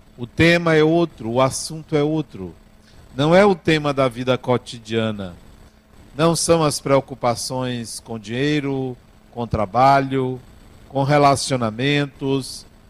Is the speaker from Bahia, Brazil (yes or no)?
yes; Bahia, Brazil; eu não estou dizendo isso para inferiorizar o baiano, porque até porque eu sou